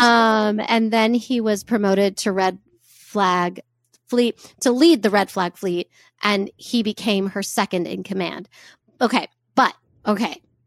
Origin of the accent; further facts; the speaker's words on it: United States; we're American